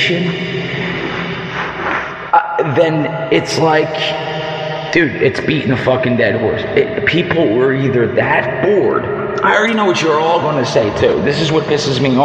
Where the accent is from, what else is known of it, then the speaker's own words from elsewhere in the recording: Philadelphia, Pennsylvania, United States; I'm from Philly. I'm from South Philly. I was born and raised here